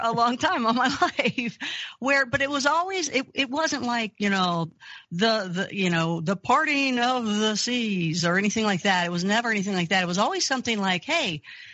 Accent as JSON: {"language": "English", "region": "Kentucky", "country": "United States", "tie": "born or raised there", "said": "I grew up Christian in Kentucky."}